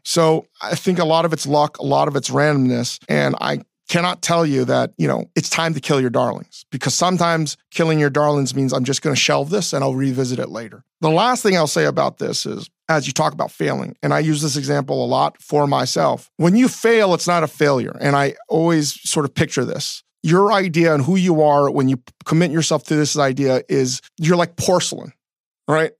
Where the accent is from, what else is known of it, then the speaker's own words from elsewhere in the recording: DC area, Northern Virginia, United States; growing up in Northern Virginia, D C area